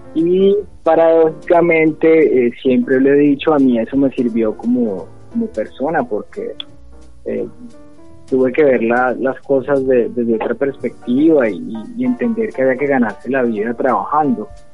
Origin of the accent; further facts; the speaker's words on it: Ibagué, Tolima, Colombia; nací aquí en Ibagué, eh, tengo siempre, parece que el barrio Jordán y sus alrededores me, persiguen, viví hasta los 12 años en la cuarta etapa del Jordán